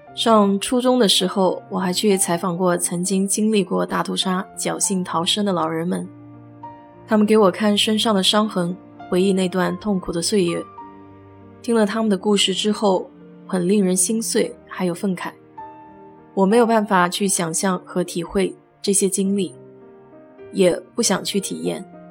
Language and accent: Chinese; Nanjing, Jiangsu, China; 我记得小时候也在清明节去过南京雨花台纪念烈士，还在学校的组织下自己做白色的小纸花